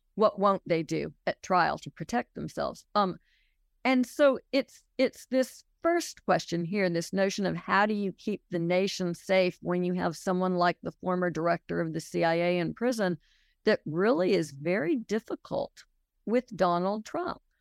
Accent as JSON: {"language": "English", "town": "Los Angeles", "region": "California", "country": "United States", "tie": "born or raised there", "also_born_or_lived": "New York", "moved": "as an adult", "lives_now": "Alabama, United States", "said": "I grew up in Los Angeles, spent a lot of time in New York growing up, and came to Alabama as an adult, sort of as an outsider."}